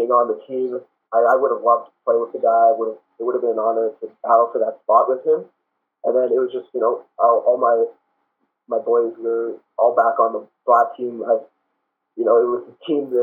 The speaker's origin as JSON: {"language": "English", "town": "Mississauga", "region": "Ontario", "country": "Canada", "tie": "born or raised there", "said": "I'm from Mississauga, so Sheridan ended up being hometown"}